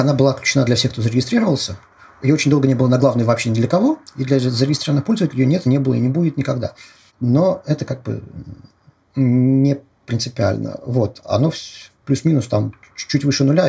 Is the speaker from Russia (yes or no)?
yes; Moscow, Russia; Я москвич